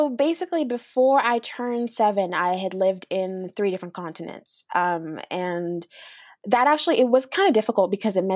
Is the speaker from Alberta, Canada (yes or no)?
yes; Alberta, Canada; also born or lived in Australia; And yeah, so I'm from Alberta, Canada. I've lived there for 15 years. Prior to that, I used to live in Australia